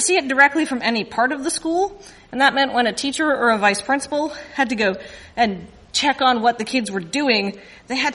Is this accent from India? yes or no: no; Canada; being Canadian